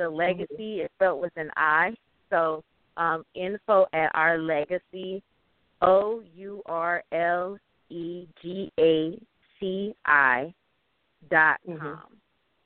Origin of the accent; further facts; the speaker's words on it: United States; I'm from the States